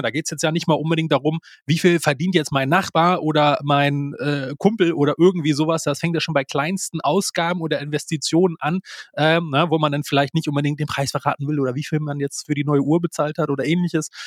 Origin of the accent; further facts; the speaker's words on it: Germany; bei uns in Deutschland